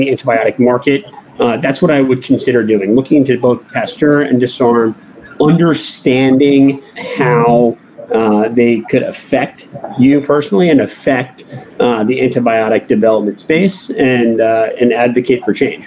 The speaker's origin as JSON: {"language": "English", "region": "New York", "country": "United States", "said": "I'm from New York, not too far away"}